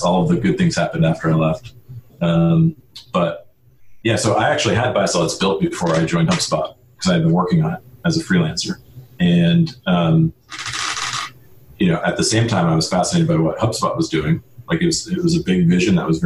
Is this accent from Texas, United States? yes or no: no; Kennebunkport, Maine, United States; I grew up in a small town called Cape Porpoise, Maine, which most people know as Kennebunkport